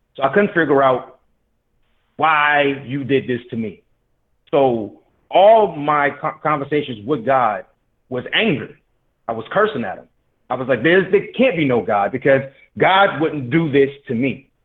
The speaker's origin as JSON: {"language": "English", "town": "Detroit", "region": "Michigan", "country": "United States", "said": "I'm from Detroit"}